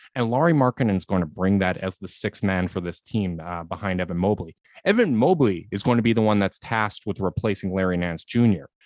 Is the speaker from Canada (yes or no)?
yes; Canada; a Canadian